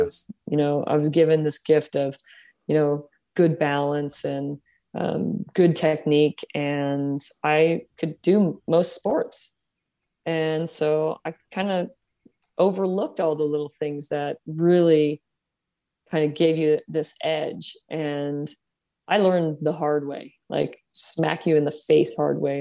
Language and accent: English; San Jose, California, United States; I grew up here in San Jose